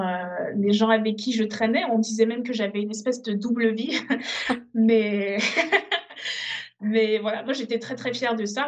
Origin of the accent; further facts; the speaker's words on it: Benin; also born or lived in Togo; now in France; je suis née au Togo. Euh, très très rapidement, avec ma famille, on est parti au Bénin